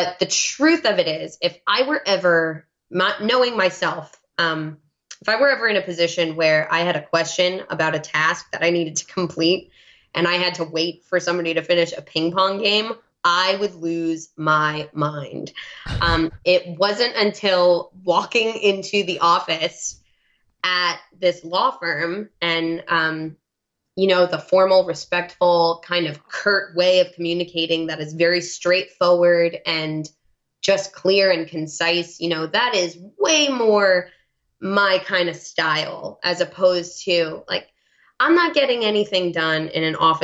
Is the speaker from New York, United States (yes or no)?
yes; New York, United States; accent: New York; now in New England, United States; I would start talking in my New York accent